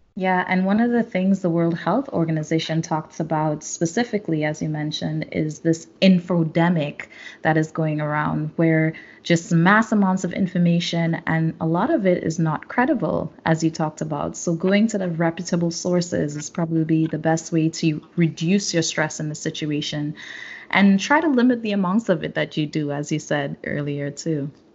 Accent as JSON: {"language": "English", "region": "South Trinidad", "country": "Trinidad & Tobago", "said": "I know in Trinidad, because I'm from South, San Fernando Hill is always there."}